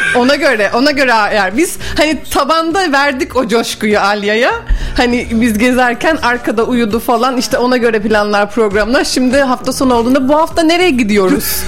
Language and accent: Turkish; Bursa, Turkey; also born or lived in Mudanya; Bursa doğumluyum. Mudanya'da ikametgah ediyorum yapıyoruz.